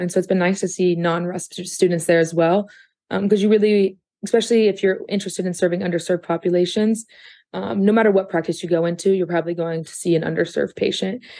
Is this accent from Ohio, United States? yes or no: yes; Athens, Ohio, United States; growing up here in Athens